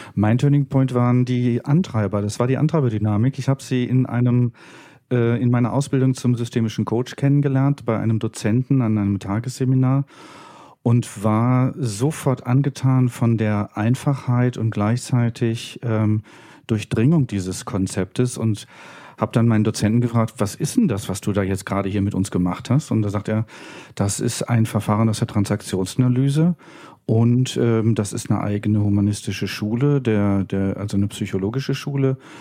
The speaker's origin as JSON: {"language": "German", "region": "Berlin", "country": "Germany", "said": "bin dann in Köln fündig geworden für mich als Berliner."}